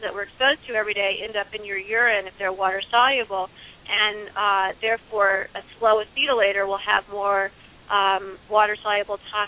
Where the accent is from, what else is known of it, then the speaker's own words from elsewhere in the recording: Illinois, United States; from my home state of Illinois